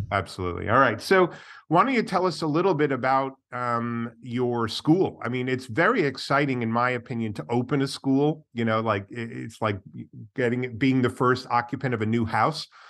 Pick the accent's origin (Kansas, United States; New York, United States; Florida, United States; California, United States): New York, United States; I come from New York